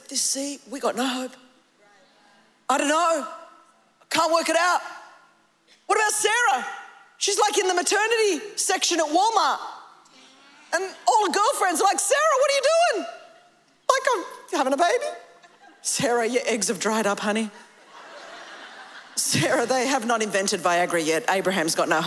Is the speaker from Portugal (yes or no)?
no; Australia; I come from Australia.